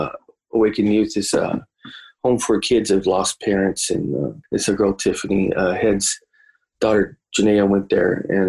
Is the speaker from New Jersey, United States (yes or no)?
no; Bakersfield, California, United States; we're all from Bakersfield